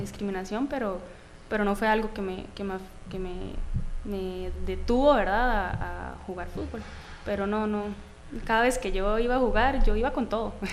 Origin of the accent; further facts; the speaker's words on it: Atenas, Alajuela, Costa Rica; Eh, bueno, siempre he sido Atenas. Crecí en Atenas